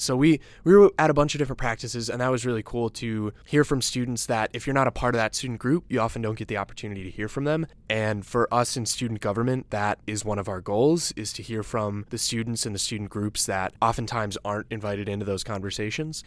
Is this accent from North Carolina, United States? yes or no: no; Downers Grove, Illinois, United States; I'm from Downers Grove, Illinois, a Chicago suburb.